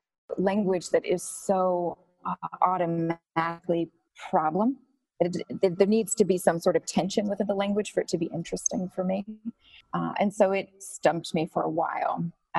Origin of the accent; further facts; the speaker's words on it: Alabama, United States; growing up in Alabama